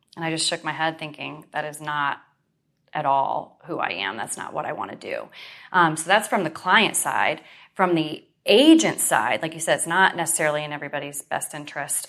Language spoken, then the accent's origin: English; Western New York, United States; moved away as an adult; now in Central Florida, United States; I grew up in New York, Western New York